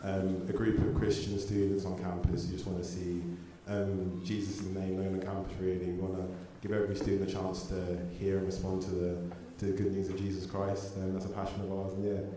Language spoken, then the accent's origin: English; Suffolk, East of England, United Kingdom; moved away as an adult; now in Norwich, United Kingdom; I'm from Suffolk, we haven't got Five Guys there